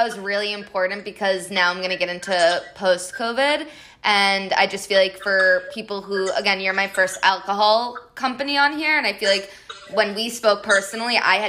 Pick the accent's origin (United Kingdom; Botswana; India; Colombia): Colombia; I'm from Colombia